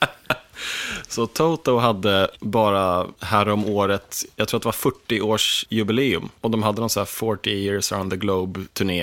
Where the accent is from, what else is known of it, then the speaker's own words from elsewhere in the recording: Sollentuna, Stockholm County, Sweden; also born or lived in Akalla; jag har bott i 30 år i Sollentuna, fast på olika platser